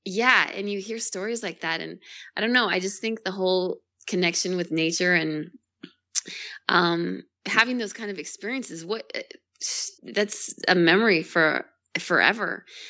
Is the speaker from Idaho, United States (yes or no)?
yes; Boise, Idaho, United States; also born or lived in California; I am born and raised in Idaho. Um, started out in a small town right outside of Boise and moved into Boise when I was a little bit older